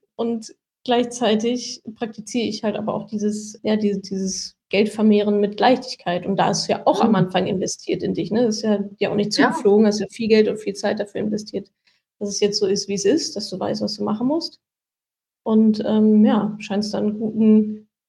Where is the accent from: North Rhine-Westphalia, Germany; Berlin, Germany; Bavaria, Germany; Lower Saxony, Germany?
North Rhine-Westphalia, Germany; Ruhr area; ich komme ja auch aus dem Ruhrgebiet